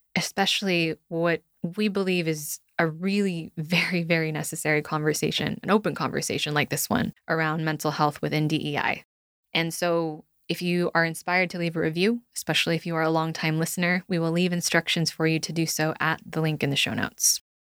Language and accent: English; United States; being raised in a performance driven culture, actually, cultures as a Filipino American daughter of immigrants